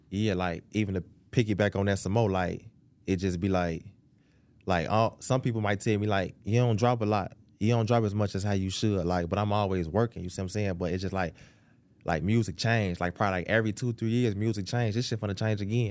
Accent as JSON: {"language": "English", "town": "Chicago", "region": "Illinois", "country": "United States", "said": "I'm from Chicago, Southside"}